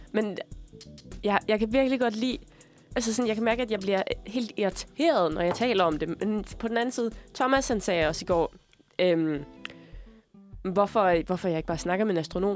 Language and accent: Danish; Denmark; moved away; da jeg boede hjemme i Sønderland